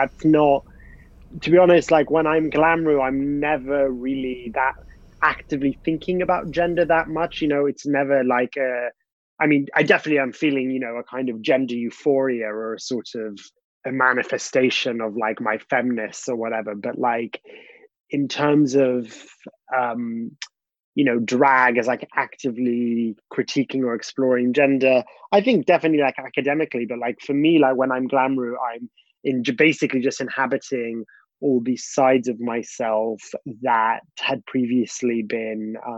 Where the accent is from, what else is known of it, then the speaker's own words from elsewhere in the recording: Dubai, United Arab Emirates; also born or lived in Bahrain; when I was growing up in Dubai and Bahrain, I didn't really want to sort of join in with any of like the boys' activities